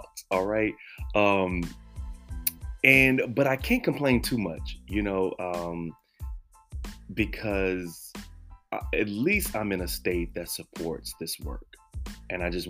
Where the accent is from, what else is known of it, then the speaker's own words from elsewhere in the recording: Texas, United States; moved away; I am a Texan and I love my state, my home state